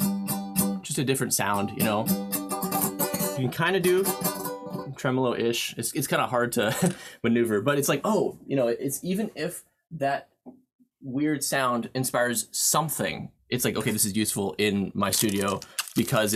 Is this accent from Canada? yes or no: yes; Canada; moved away as an adult; now in United States; I'm Canadian